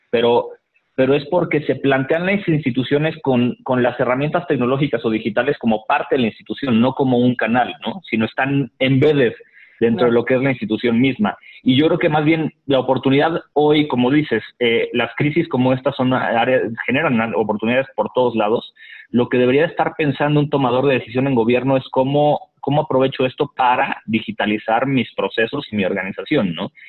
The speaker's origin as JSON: {"language": "Spanish", "country": "Mexico", "said": "es la consecuencia, así como decías, pues es que somos mexicanos, ¿no?"}